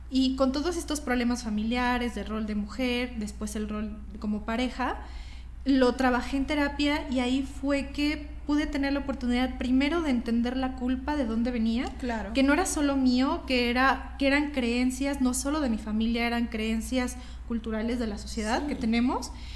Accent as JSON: {"language": "Spanish", "town": "Guadalajara", "region": "Jalisco", "country": "Mexico", "moved": "as an adult", "lives_now": "Mexico City, Mexico", "said": "yo soy de Guadalajara"}